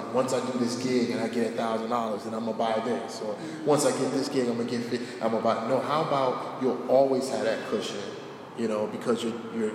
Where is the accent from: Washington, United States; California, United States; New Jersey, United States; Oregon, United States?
New Jersey, United States; Newark; born and raised in Newark